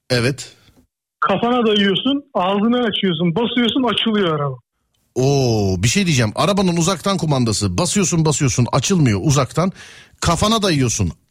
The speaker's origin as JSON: {"language": "Turkish", "region": "Istanbul", "country": "Turkey", "said": "Park edesim geldi vallahi bir İstanbullu olarak falan diye."}